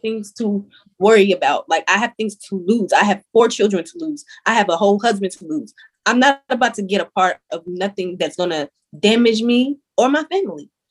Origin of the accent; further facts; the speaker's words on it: Salisbury, North Carolina, United States; now in Bronx, United States; I am from Salisbury, North Carolina.